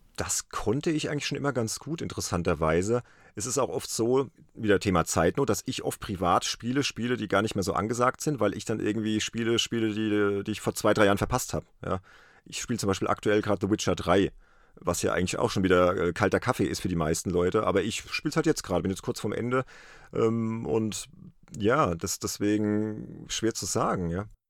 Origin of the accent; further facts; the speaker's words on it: Worms, Rhineland-Palatinate, Germany; aus meiner Heimatstadt, aus Worms